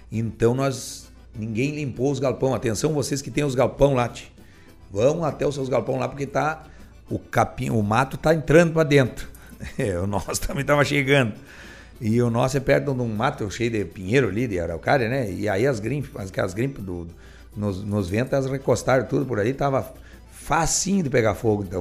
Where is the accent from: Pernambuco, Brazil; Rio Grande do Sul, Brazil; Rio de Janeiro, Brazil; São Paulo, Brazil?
Rio Grande do Sul, Brazil; Soledade; quer mandar um abraço aos meus conterrâneos é, da soledade. Esse dia estive lá na minha querência velha, onde eu nasci, lá na Raia